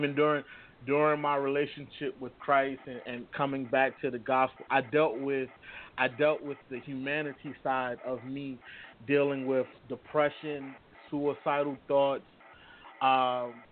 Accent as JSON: {"language": "English", "town": "Hempstead", "region": "New York", "country": "United States", "tie": "born or raised there", "also_born_or_lived": "Queens, New York", "moved": "yes", "lives_now": "Pensacola, United States", "said": "I grew up in New York, Hempstead, Long Island"}